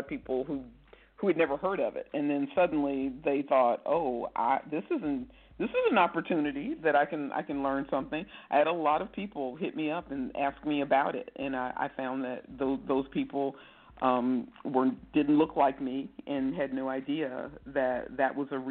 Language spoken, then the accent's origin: English; Midwest, United States; I'm from the Midwest, too